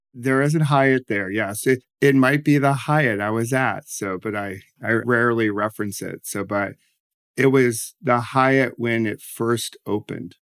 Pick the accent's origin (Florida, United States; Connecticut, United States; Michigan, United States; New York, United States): New York, United States; Rochester; also born or lived in Washington, D.C.; now in New Jersey, United States; I grew up in Rochester, New York, and then, uh, ended up in D C